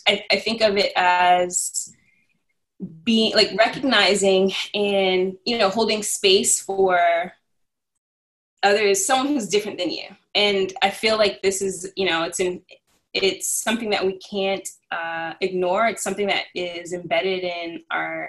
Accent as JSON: {"language": "English", "town": "Cambridge", "region": "Massachusetts", "country": "United States", "said": "I'm originally from Cambridge, Massachusetts, and always lived in the city"}